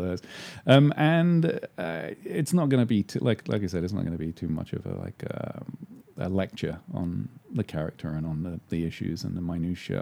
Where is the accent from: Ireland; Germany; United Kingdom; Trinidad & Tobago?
United Kingdom; London; moved away as an adult; also born or lived in England; now in Los Angeles, United States; I was born in London